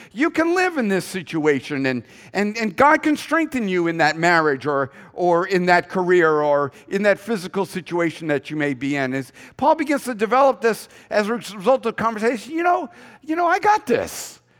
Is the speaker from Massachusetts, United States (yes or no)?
yes; Boston, Massachusetts, United States; I'm from Boston